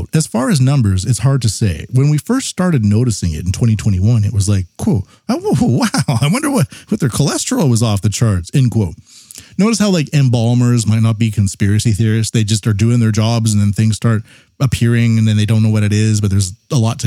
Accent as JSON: {"language": "English", "country": "Canada", "said": "I'm Canadian"}